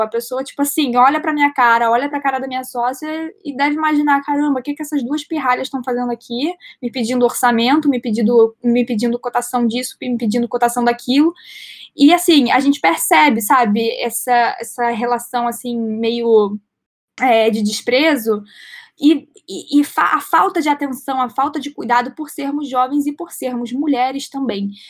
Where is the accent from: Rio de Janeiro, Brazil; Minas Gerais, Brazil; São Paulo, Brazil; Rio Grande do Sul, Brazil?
Rio de Janeiro, Brazil; Eu tenho 20 anos, eu sou carioca.